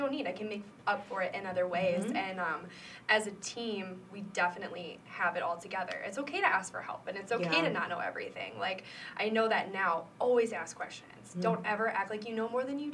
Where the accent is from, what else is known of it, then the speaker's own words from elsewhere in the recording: Davenport, Iowa, United States; also born or lived in Macomb, Illinois; I was born in Davenport